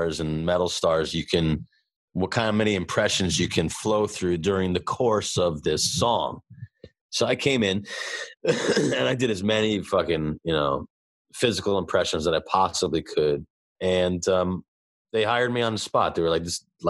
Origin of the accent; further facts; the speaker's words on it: New York City, New York, United States; I'm from Brooklyn